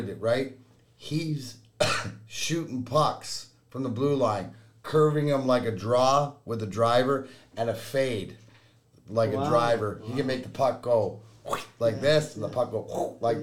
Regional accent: Leamington, Ontario, Canada; now in Michigan, United States; Leamington, Ontario is where I grew up, which is give or take 10 minutes from the border

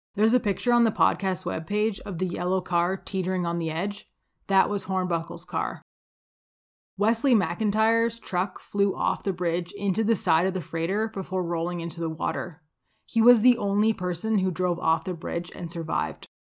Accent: Windsor, Ontario, Canada; now in Calgary, Canada; I grew up outside of Windsor, Ontario

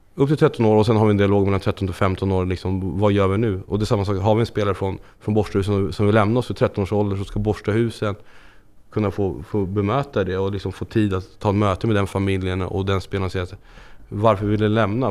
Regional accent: Stockholm, Stockholm County, Sweden; moved away as an adult; now in Landskrona, Sweden; uppvuxen i Stockholm, norra förorterna, längst ut på blåa linjen

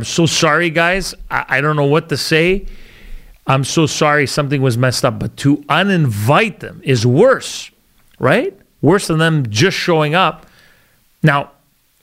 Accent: Canada; I'm Canadian too, but I have some culture in me

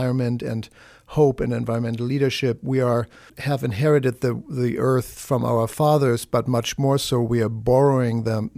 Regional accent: Germany; now in United States; In my 20 years here in the United States, I came from Germany exactly 20 years ago.

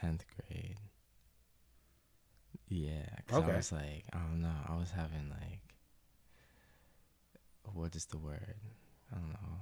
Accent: United States; we're American

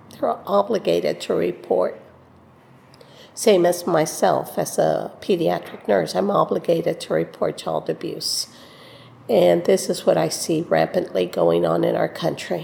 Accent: Rio Grande Valley, South Texas, United States; now in Austin, United States; I'm from Austin, originally from the Rio Grande Valley.

